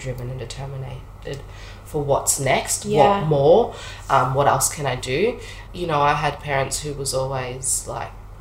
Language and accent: English; Shepparton, Victoria, Australia; now in Melbourne, Australia; I grew up in Shep, country town.